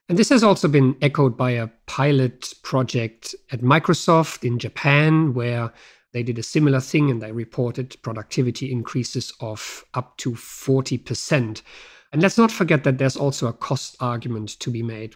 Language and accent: English; Germany; moved away; my home country, Germany